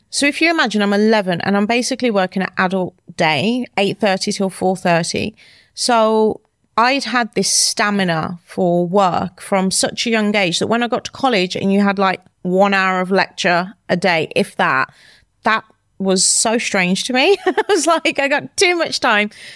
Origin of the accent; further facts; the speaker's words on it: Wolverhampton, West Midlands, United Kingdom; moved away as an adult; now in London, United Kingdom; I'm from Wolverhampton, a small town in the U K.